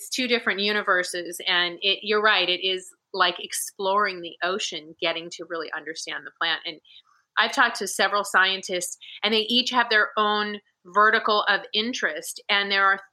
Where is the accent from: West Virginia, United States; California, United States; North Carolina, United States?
California, United States; Northern; I grew up in Northern California